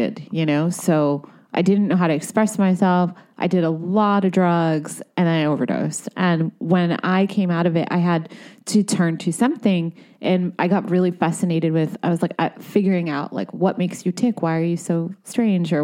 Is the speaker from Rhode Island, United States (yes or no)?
yes; Providence, Rhode Island, United States; moved away as an adult; also born or lived in Brooklyn, New York; now in Los Angeles, United States; I grew up in Providence, Rhode Island